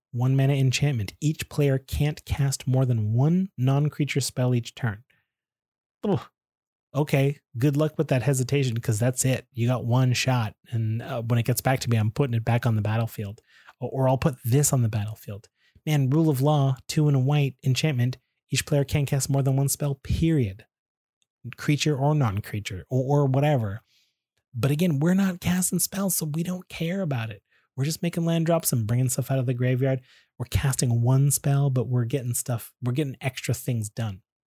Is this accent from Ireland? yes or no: no; Canada; I'm Canadian, so I say